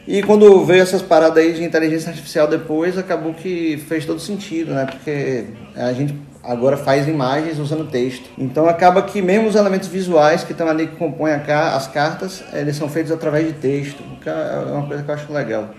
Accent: Salvador, Bahia, Brazil; eu vim daqui de Salvador mesmo, do, do Rio Vermelho. Eu sou daqui, minha família é toda daqui

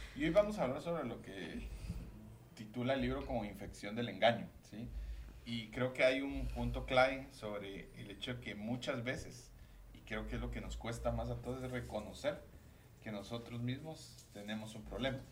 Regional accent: Guatemala; como los chapines que somos

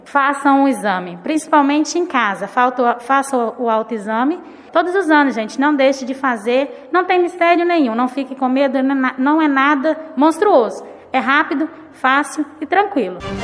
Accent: Rio de Janeiro, Brazil; moved away as an adult; eu sou do Rio de Janeiro, eu, eu acabei chegando aqui já vai fazer um ano

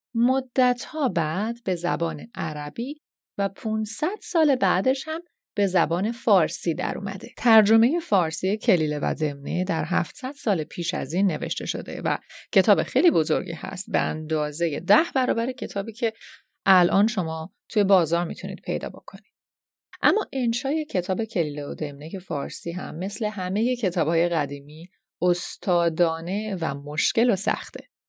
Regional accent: Iran; first language Persian; moved away as an adult; چند سالی هست که به دور از خاکی که درش به دنیا اومدم زندگی می‌کنم

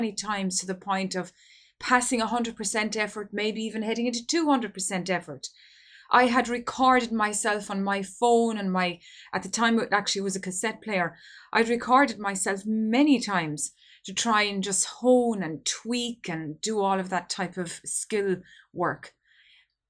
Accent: Ireland; here in my home country of Ireland

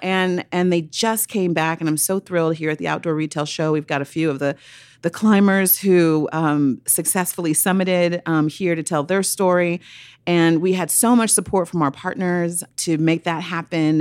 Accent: Oakland, California, United States; I grew up in Oakland, California

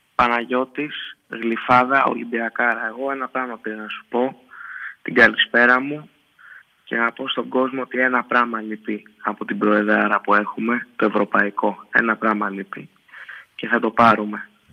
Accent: Thessaloniki, Central Macedonia, Greece; Επειδή είμαι από τη Θεσσαλονίκη

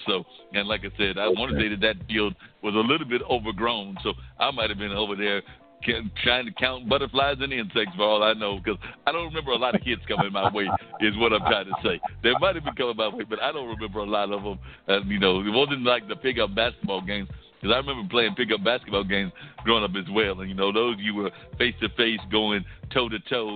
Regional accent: Warrenton, North Carolina, United States; I remember growing up in Warrenton, North Carolina

